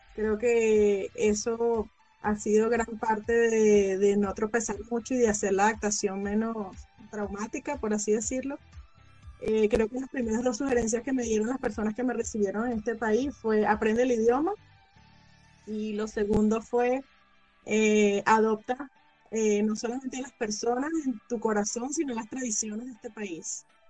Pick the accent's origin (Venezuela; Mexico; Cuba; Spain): Venezuela; moved away as an adult; now in United States; yo emigré en el año 2016 desde Venezuela